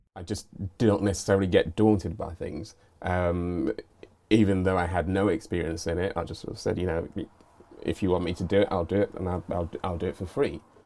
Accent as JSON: {"language": "English", "country": "United Kingdom", "said": "regard myself as British"}